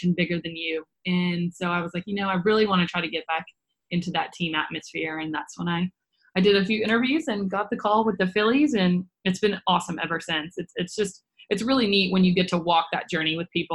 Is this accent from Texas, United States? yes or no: no; Nashville, Tennessee, United States; originally born and raised in Nashville, Tennessee